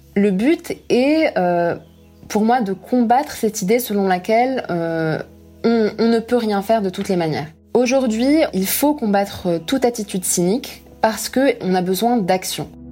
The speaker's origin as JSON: {"language": "French", "town": "Casablanca", "region": "Casablanca-Settat", "country": "Morocco", "tie": "born or raised there", "moved": "as an adult", "said": "Je suis née à Casablanca, où j'ai grandi jusqu'à mes 18 ans"}